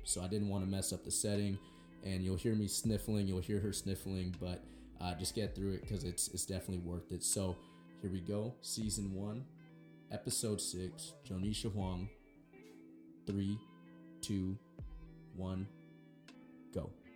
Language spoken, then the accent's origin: English; Everett, Washington, United States; I grew up in Everett and still in the same like childhood house.